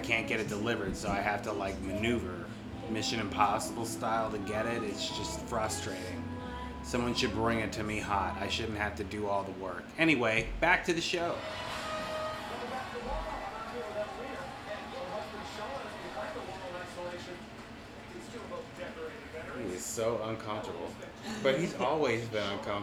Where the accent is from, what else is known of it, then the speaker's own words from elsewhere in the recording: Virginia, United States; I'm from Virginia.